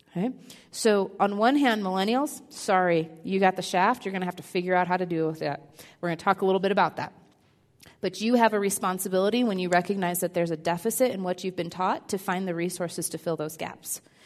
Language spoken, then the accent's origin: English; Midwest, United States; I'm the oldest of three girls, raised in a pretty conservative home in the Midwest